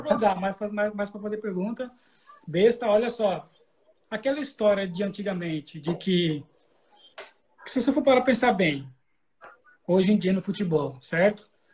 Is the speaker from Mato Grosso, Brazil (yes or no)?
yes; Cuiabá, Mato Grosso, Brazil; eu sou, eu sou de Cuiabá, certo? Mato Grosso